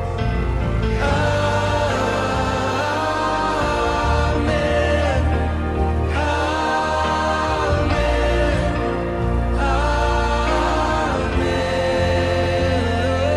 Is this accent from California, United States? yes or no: yes; Bay Area, California, United States; I'm Bay Area born and bred